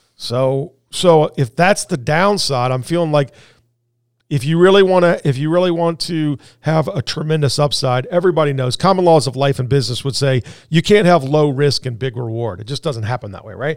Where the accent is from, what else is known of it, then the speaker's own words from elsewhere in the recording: Indianapolis, Indiana, United States; moved away; I was born and raised in Indianapolis